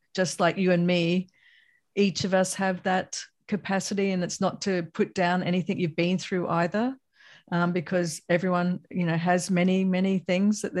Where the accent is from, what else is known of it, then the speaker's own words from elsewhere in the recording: Australia; moved away; also born or lived in Bay Area, California, United States; as an Australian-American myself, because I lived in the Bay Area for a while